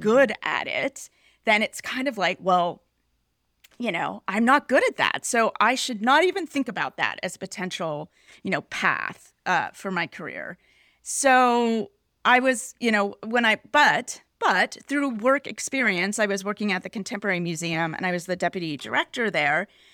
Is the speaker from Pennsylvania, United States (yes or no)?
yes; Pittsburgh, Pennsylvania, United States; moved away; I grew up in Pittsburgh.